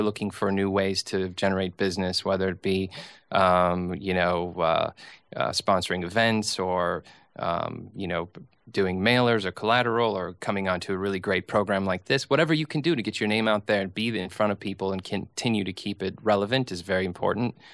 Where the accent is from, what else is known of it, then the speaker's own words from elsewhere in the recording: St. Cloud, Minnesota, United States; now in New York, United States; I grew up in a place called Saint Cloud, Minnesota